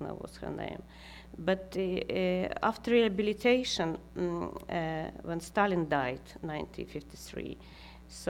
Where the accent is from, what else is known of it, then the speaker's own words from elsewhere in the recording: Karaganda, Karaganda Region, Kazakhstan; English is a second language; now in Sweden; I live in Sweden now, last 26 years. But I was born in Karaganda. If now it's Kazakhstan, but I say it's Soviet Union.